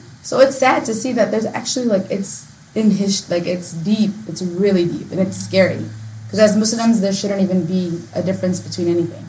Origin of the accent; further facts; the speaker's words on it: Sana'a, Amanat Al Asimah, Yemen; Where are you from? I'm like, Yemen. We live in Sana'a and, you know, my dad's from Ba'dan.